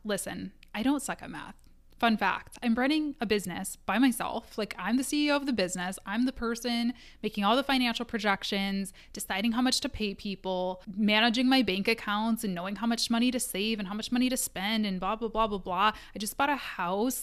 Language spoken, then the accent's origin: English; Midwest, United States; I am a Midwesterner.